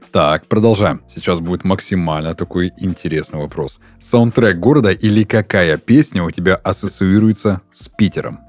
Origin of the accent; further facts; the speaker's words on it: the North, Russia; Просто я сам с севера. Да, я северянин.